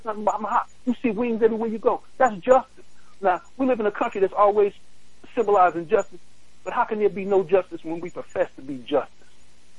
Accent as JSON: {"language": "English", "town": "New York City", "region": "New York", "country": "United States", "tie": "born or raised there", "said": "I grew up in Brooklyn, East New York"}